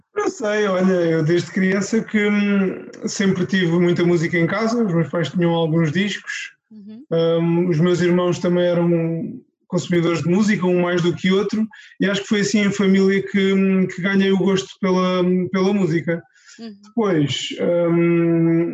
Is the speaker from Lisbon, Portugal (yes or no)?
no; Loulé, Algarve, Portugal; eu sou de Lolé, do Algarve